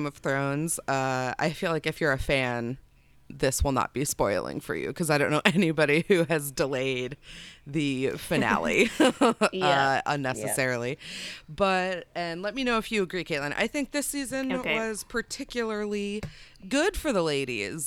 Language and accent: English; United States; I am coming as an American from the outside into Brexit